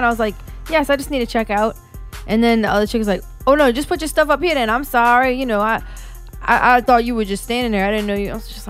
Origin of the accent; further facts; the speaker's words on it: West Bank, Palestine; I know what Rainbow has. I'm from the West Bank. We used to shop there.